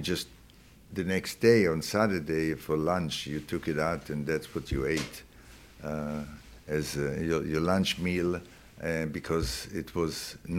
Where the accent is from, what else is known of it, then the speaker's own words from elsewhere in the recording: Tel Aviv, Tel Aviv District, Israel; I was born in Tel Aviv, Israel